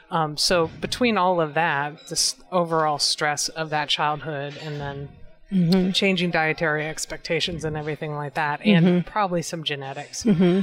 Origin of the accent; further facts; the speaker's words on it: San Francisco, California, United States; I grew up in San Francisco.